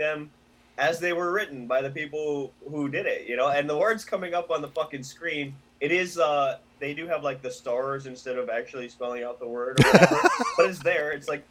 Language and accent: English; Hawaii, United States; we're Hawaiian, so we talk how we talk